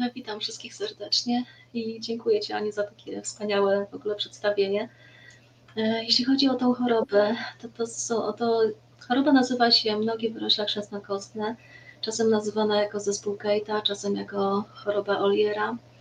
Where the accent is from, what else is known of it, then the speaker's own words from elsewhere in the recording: Racibórz, Silesian Voivodeship, Poland; now in Bielsko-Biała, Poland; ja jestem z Raciborza. E, tam się urodziłam.